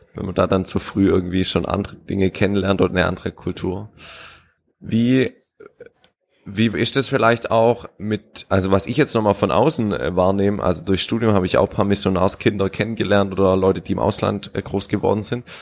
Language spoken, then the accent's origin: German; Weinsberg, Baden-Württemberg, Germany; moved away as an adult; also born or lived in Malawi; meine Heimat ist ganz klar Weinsberg, aber ich groß geworden, habe 18 Jahre gewohnt